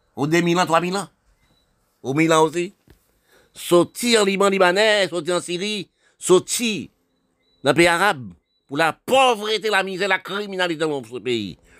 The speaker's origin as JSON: {"language": "French", "country": "Haiti", "tie": "born or raised there", "said": "mon pays là, je suis né, d'Haïti"}